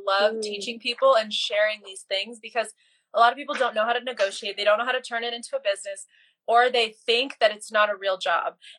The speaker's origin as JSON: {"language": "English", "country": "Bosnia & Herzegovina", "moved": "yes", "lives_now": "United States", "said": "I'm originally from Bosnia, came here to the US as a refugee back in the early 90s"}